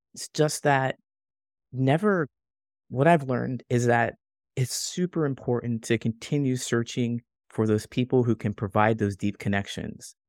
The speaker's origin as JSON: {"language": "English", "region": "Ohio", "country": "United States", "tie": "born or raised there", "also_born_or_lived": "California", "moved": "as an adult", "lives_now": "Chicago, United States", "said": "I grew up in Ohio and I moved all within Ohio"}